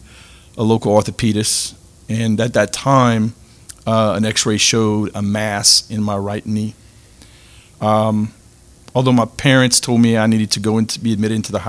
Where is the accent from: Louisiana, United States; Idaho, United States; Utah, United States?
Louisiana, United States; Lafayette; I'm from Lafayette, Louisiana. I'm a real estate broker here in town.